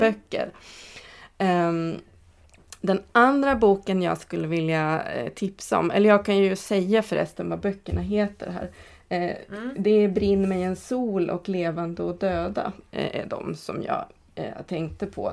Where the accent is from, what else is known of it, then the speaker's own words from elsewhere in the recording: Katrineholm, Södermanland, Sweden; moved away; inte där jag är född men där jag är uppväxt, eh, Katrineholm